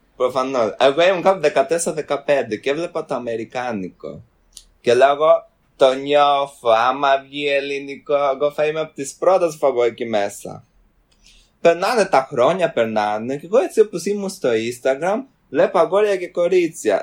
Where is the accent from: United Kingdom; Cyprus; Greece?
United Kingdom; London; Έρχομαι από το Λονδίνο